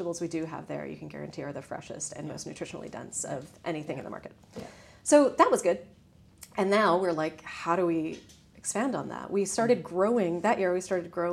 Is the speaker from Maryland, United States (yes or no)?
no; Texas, United States; now in Ireland; I grew up in Texas